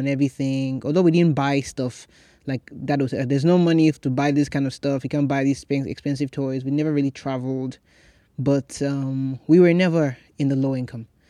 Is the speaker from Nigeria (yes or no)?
yes; Nigeria; now in United States; I grew up in Nigeria